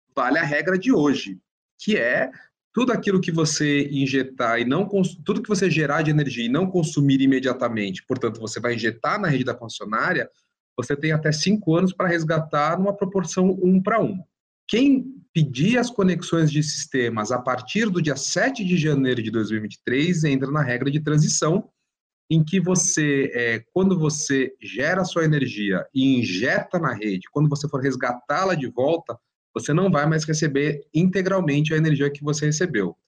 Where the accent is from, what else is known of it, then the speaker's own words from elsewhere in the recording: São Paulo, Brazil; eu sou paulista, mas eu falo CNPE também